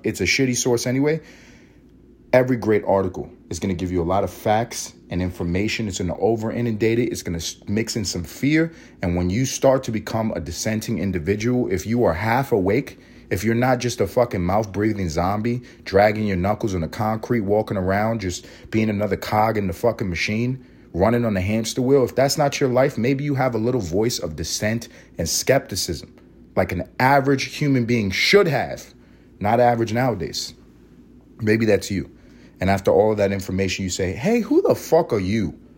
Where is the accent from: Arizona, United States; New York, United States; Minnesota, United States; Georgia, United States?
New York, United States; New York City; also born or lived in Los Angeles, California; now in Atlanta, United States; I grew up in Harlem, not too far from the Bronx